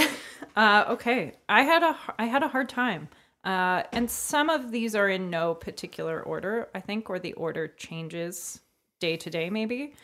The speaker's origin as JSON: {"language": "English", "town": "Hamilton", "region": "Ontario", "country": "Canada", "said": "from Hamilton"}